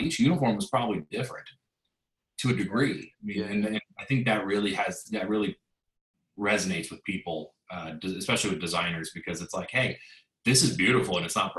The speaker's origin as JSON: {"language": "English", "region": "West Coast", "country": "United States", "tie": "born or raised there", "said": "I grew up on the West Coast"}